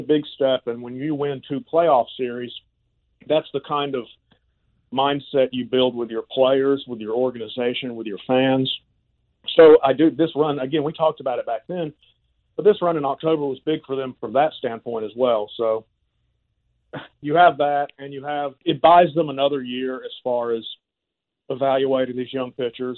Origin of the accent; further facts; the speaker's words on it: Valdosta, Georgia, United States; moved away; my hometown of Valdosta